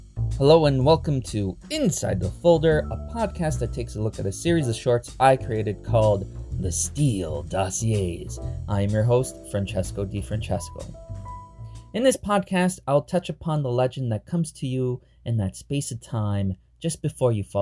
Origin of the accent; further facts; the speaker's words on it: Canada; we're both Canadian